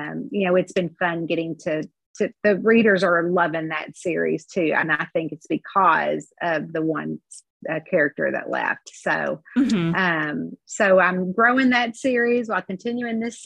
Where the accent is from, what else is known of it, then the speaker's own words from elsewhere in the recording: Kentucky, United States; I'm from Kentucky and we live and die by all our Southern sayings